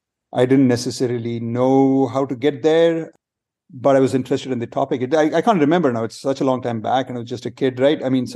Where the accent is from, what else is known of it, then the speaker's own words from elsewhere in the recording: India; I grew up in several different places in India.